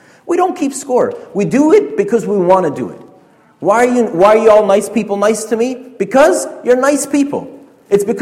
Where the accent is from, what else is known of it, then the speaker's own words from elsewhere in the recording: Canada; We're Canadian